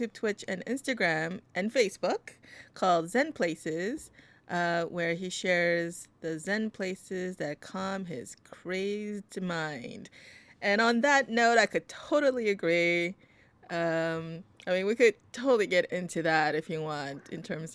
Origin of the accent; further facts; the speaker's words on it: New York City, New York, United States; I'm from the U.S. or I'm from New York.